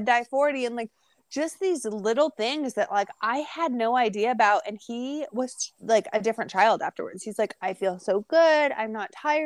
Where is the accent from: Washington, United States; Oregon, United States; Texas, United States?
Washington, United States; Edmonds; now in California, United States; I am in California now, but I grew up in Edmonds